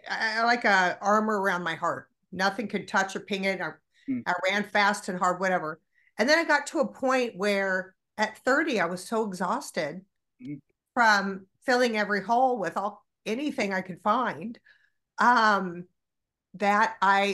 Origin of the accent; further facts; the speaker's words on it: Kansas, United States; moved away as an adult; now in Los Angeles, United States; our high school, Shawnee Mission South.